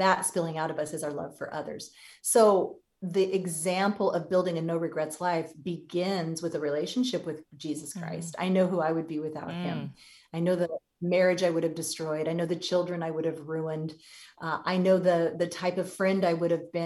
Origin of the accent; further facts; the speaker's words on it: California, United States; I'm from California